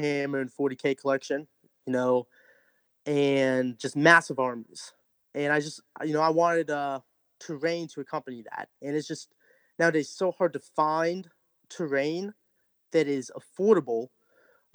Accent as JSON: {"language": "English", "region": "North Central Massachusetts", "country": "United States", "moved": "yes", "said": "I'm originally from Massachusetts, North Central Massachusetts"}